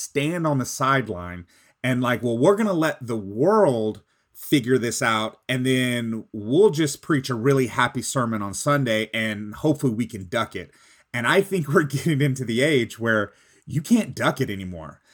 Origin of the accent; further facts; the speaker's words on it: Texas, United States; I'm from Texas